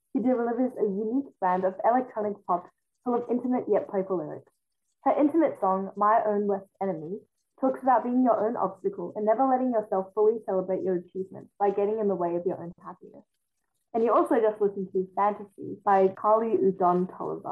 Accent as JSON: {"language": "English", "country": "China", "tie": "born or raised there", "first_language": "Mandarin", "second_language": "English", "moved": "yes", "said": "I was born in China and my first language was Mandarin"}